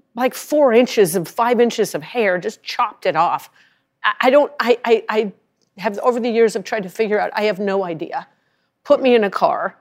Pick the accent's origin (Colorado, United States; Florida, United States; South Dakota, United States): Colorado, United States; Rye; I'm from Rye, Colorado